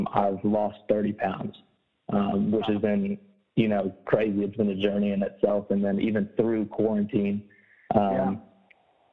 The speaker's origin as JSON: {"language": "English", "region": "Alabama", "country": "United States", "tie": "born or raised there", "also_born_or_lived": "West Virginia / Huntsville, Alabama", "said": "I was born and raised in Alabama"}